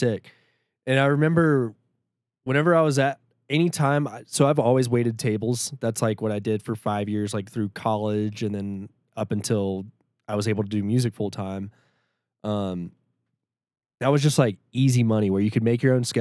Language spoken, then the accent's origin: English; Shreveport, Louisiana, United States; moved away as an adult; also born or lived in Denver, Colorado; We're both from Shreveport. That's where I was born and raised. And then I came out to Denver in like 2016